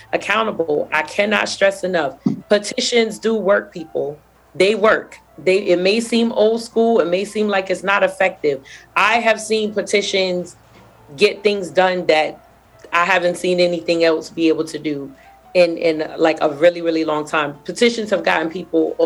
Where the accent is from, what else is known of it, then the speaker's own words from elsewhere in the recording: New York City, New York, United States; I'm from Brooklyn. Y'all know everything we do is extra.